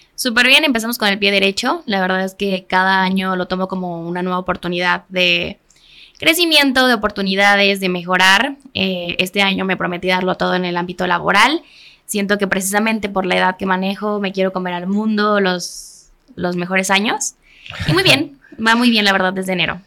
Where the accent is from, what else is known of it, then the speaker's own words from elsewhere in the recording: Cuernavaca, Morelos, Mexico; Cuernavaca, que es de donde soy originaria